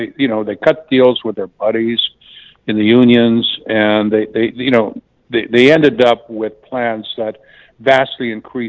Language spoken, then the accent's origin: English; Canada; now in United States; you know, I'm from Canada originally, and Canadian medical care is just way better than people think it is.